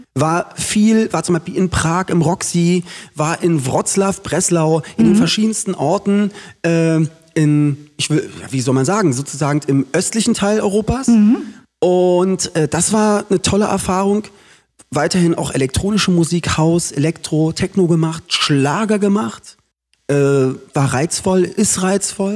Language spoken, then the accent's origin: German; Berlin, Germany; Ich bin in Köpenick geboren, sechsmal ja. umgezogen in Köpenick und wohne da immer noch.